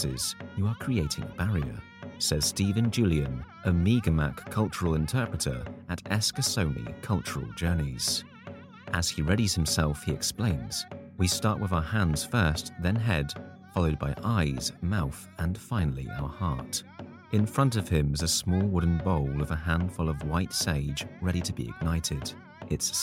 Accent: United Kingdom; As a Brit, I arrived with a limited understanding

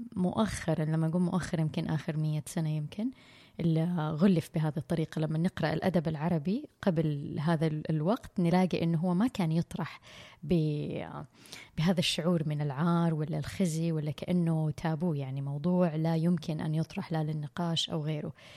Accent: Saudi Arabia; عندنا بالسعوديه

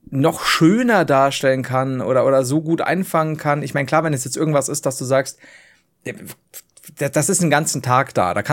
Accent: Bavaria, Germany; So, du, ich komme halt von unten aus Bayern.

